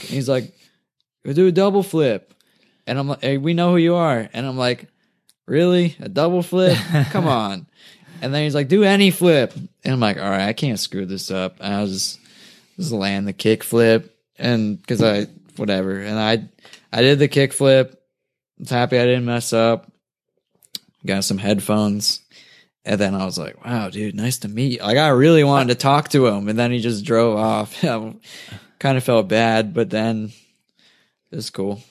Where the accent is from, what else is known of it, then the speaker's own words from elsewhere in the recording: New Jersey, United States; now in Culver City, United States; I grew up in Jersey instead of Cali